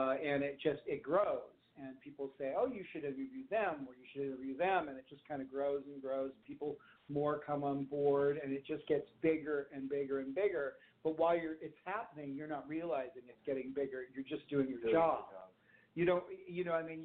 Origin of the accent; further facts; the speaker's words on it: Los Angeles, California, United States; growing up in Hollywood